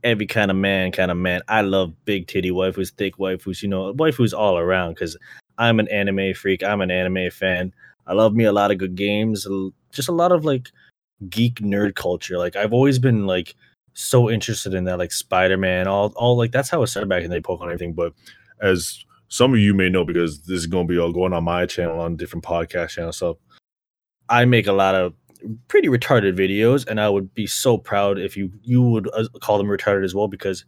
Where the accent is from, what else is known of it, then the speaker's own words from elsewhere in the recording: Brampton, Ontario, Canada; because I grew up in Brampton